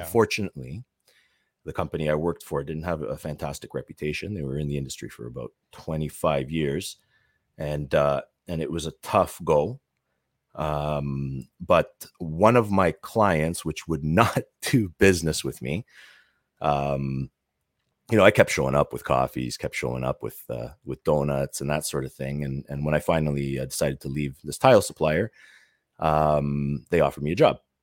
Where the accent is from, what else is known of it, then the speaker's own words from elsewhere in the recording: Toronto, Ontario, Canada; I'm from the Toronto area